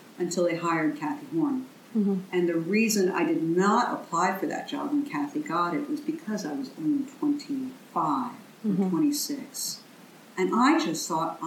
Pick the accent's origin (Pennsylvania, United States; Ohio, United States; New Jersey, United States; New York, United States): Pennsylvania, United States; Philadelphia; also born or lived in Washington; growing up in Philadelphia and in Washington